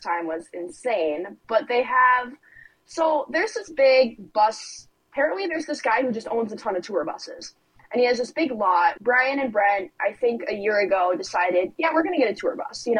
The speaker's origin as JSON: {"language": "English", "town": "Mound", "region": "Minnesota", "country": "United States", "said": "I am from Mound, Minnesota, and I am a country singer."}